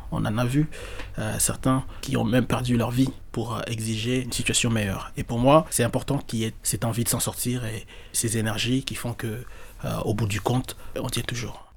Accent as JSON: {"language": "French", "region": "Kinshasa", "country": "DR Congo", "said": "quand on est congolais, quand on est à Kinshasa"}